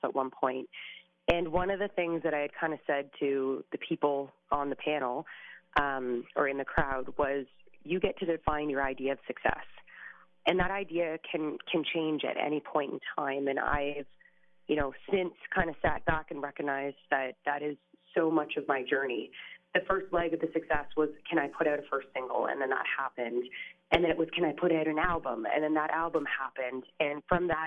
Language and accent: English; Canada; an up and coming Canadian artist